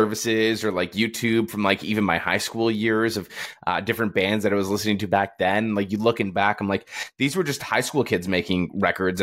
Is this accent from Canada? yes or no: yes; Toronto, Ontario, Canada; I'm from Toronto